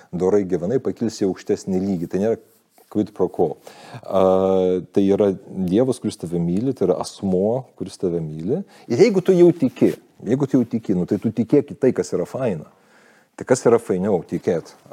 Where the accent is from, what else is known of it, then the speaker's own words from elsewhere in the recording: Lithuania; also born or lived in United States; kaip lietuvis